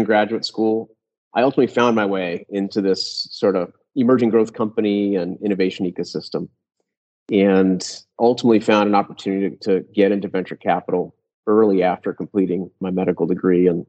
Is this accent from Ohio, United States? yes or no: yes; Columbus, Ohio, United States; I grew up in the Midwest in Columbus, Ohio